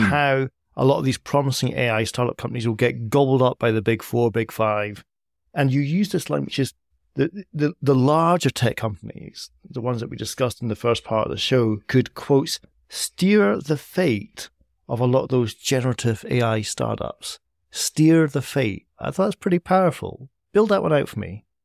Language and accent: English; Edinburgh, Scotland, United Kingdom; Edinburgh, my hometown